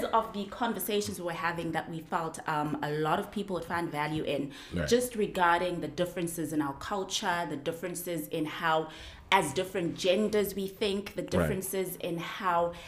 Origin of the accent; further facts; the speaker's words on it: South Africa; I'm not an American woman. I'm a South African woman